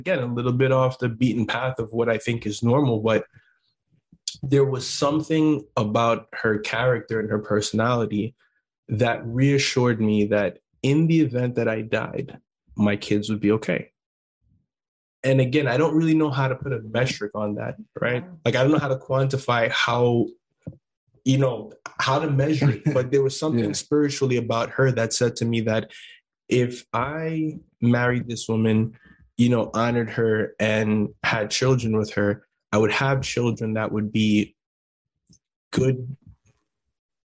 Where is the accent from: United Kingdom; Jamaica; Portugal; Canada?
Jamaica; Kingston; moved away; Tosh and I are both from Jamaica, both from Kingston. You know, our parents came here